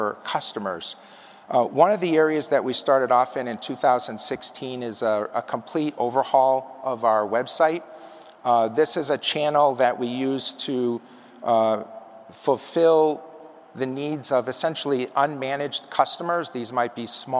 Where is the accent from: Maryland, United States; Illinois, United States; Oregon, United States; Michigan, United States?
Illinois, United States; Chicago; moved away; Chicago is my hometown. I grew up right near the airport